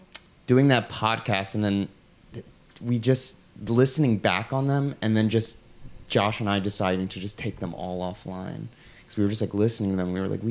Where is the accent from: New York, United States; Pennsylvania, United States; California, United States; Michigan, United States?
Pennsylvania, United States; Philadelphia; I was born in Philadelphia. That's where I was born.